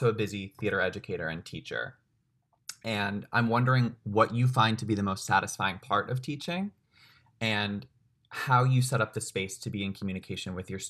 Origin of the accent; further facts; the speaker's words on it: Long Island, New York, United States; I grew up in New York State and we had the Regents examinations on Long Island.